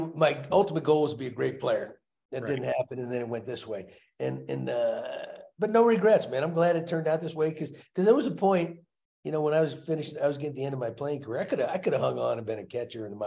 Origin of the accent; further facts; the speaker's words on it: Texas, United States; growing up in Texas, playing football